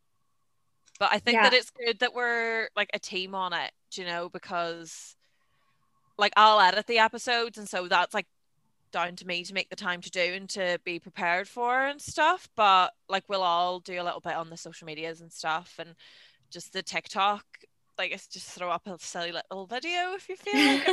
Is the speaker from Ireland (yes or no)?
yes; Ireland; moved away as an adult; also born or lived in Belfast, Northern Ireland; I am from Donegal in the Republic of Ireland, but then I came to Belfast in Northern Ireland for university